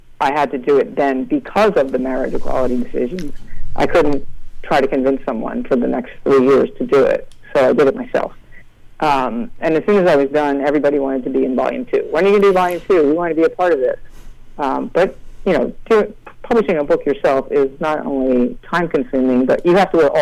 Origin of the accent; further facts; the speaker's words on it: New Castle, Delaware, United States; also born or lived in Philadelphia; I say I'm from Philadelphia, but I grew up in Newcastle, Delaware, which is a tiny, tiny little colonial town on the Delaware River